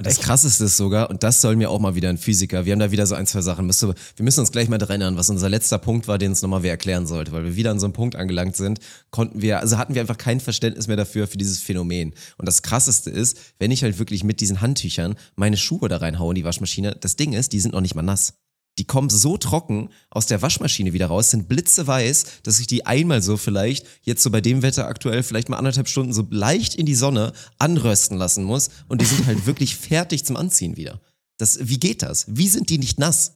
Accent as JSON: {"language": "German", "area": "Uelzen district", "region": "Lower Saxony", "country": "Germany", "tie": "born or raised there", "moved": "yes", "said": "im Kreis Uelzen, da wo ich aufgewachsen bin"}